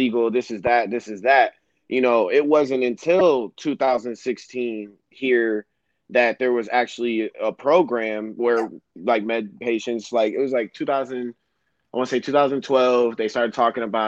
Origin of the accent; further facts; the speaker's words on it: Royal Oak, Michigan, United States; I was a 17-year-old kid, you know, growing up in Royal Oak